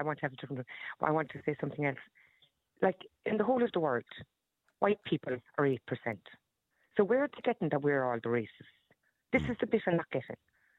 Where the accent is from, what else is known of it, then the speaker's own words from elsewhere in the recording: Ireland; That was the first time I felt as an Irish person that they were being racist against me, bringing up a serious concern of security for this country.